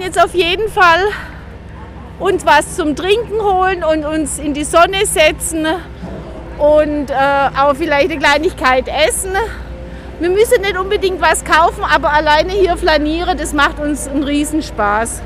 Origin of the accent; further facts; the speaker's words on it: Nürtingen, Baden-Württemberg, Germany; Wir kommen äh, aus Nürtingen